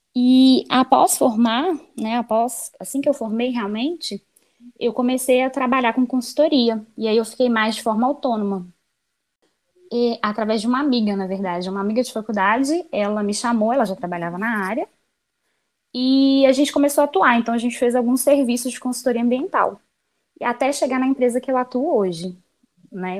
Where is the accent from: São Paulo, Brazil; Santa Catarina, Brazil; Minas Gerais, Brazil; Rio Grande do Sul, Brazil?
Minas Gerais, Brazil; Belo Horizonte; eu nasci e moro atualmente em BH. Eu sou mineirinha, uai.